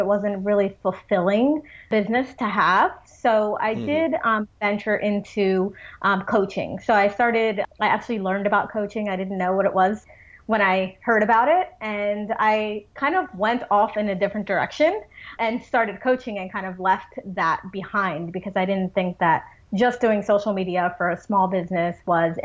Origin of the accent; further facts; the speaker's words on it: New Jersey, United States; I have been in New Jersey my whole life. So I was born and raised in New Jersey